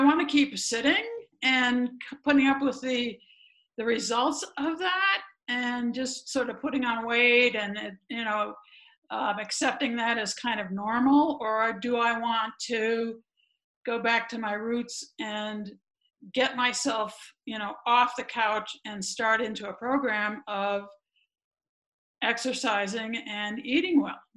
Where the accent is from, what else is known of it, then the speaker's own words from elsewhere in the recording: a suburb around Chicago, Illinois, United States; moved away as an adult; also born or lived in Ohio; I grew up running around the neighborhood, and my bike was my best friend, and all that stuff back in the day. It was safe to do that kind of thing in my little suburb around Chicago